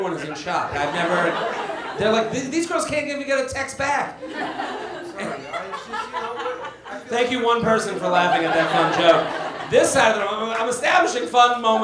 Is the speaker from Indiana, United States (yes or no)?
no; Boston, Massachusetts, United States; I'm from Boston